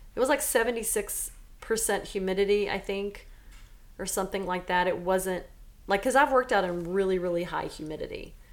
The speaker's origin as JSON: {"language": "English", "town": "Silsbee", "region": "Texas", "country": "United States", "tie": "born or raised there", "moved": "yes", "said": "I grew up in Silsbee, Texas."}